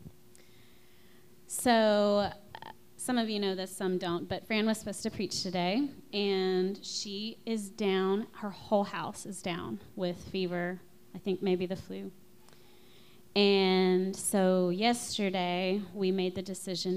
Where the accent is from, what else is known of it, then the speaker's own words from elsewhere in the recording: Louisiana, United States; I'm from Louisiana